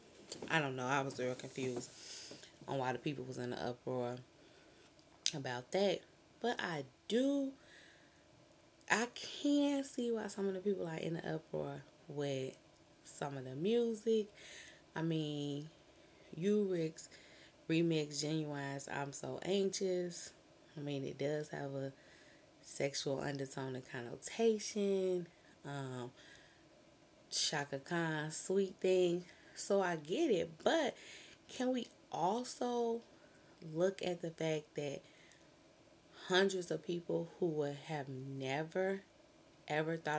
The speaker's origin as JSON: {"language": "English", "town": "Chicago", "region": "Illinois", "country": "United States", "said": "I'm from Chicago"}